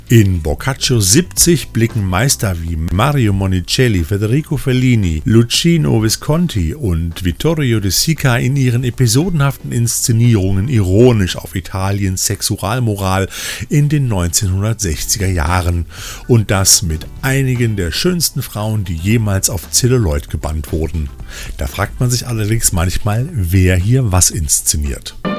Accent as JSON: {"language": "German", "region": "Rhineland", "country": "Germany", "said": "hier bei uns im Rheinland"}